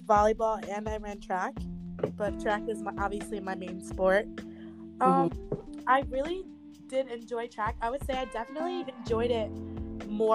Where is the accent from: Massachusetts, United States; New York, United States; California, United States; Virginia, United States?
New York, United States; Albany; I'm a senior at SUNY Cortland, and I'm from Albany, New York